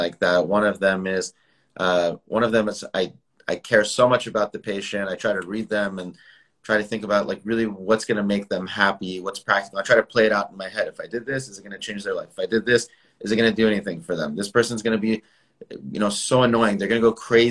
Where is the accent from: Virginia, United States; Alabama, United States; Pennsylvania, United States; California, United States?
California, United States; San Jose; now in Beverly Hills, United States; I was born in San Jose in Northern California.